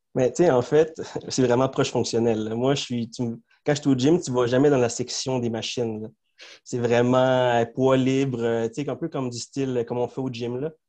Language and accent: French; Montreal, Quebec, Canada; first language Spanish; French is a second language; Moi, je suis né à Montréal, à Saint-Léonard.